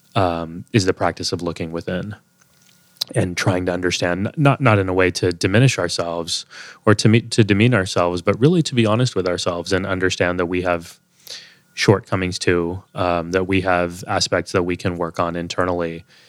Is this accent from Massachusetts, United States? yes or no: no; Texas, United States; moved away as an adult; also born or lived in Boston; now in New York City, United States; growing up in Texas